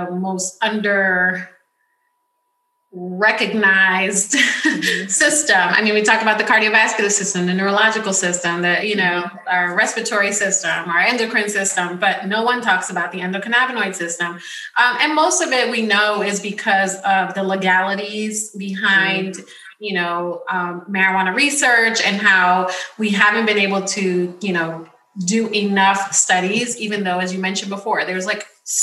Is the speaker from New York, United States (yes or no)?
yes; New York City, New York, United States; I grew up in the Bronx